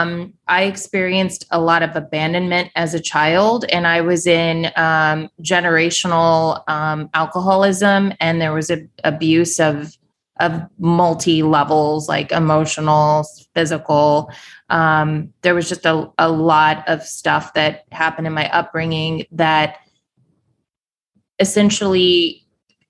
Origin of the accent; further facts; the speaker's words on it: Kansas City, Missouri, United States; moved away as an adult; also born or lived in New York City; left my hometown of Kansas City, Missouri, moved to New York City with my then husband. This was 15 years ago